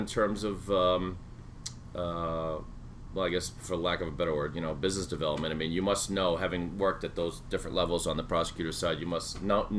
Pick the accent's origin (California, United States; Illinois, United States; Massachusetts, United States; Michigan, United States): Massachusetts, United States; Sharon; this is my hometown of Sharon